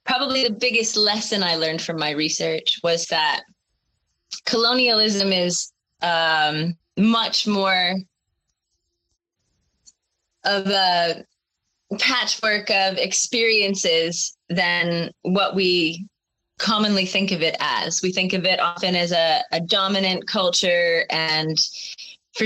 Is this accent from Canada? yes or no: yes; Canada; moved away as an adult; also born or lived in Sheffield; growing up in Canada